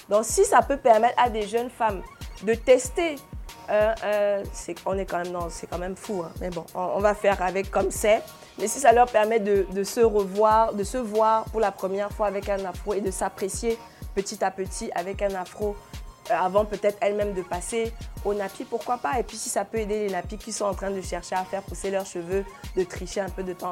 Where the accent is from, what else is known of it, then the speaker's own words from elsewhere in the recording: Cameroon; Et nous tous, nous devrions être, en être fiers en tant que Camerounais, qu'il y ait un média camerounais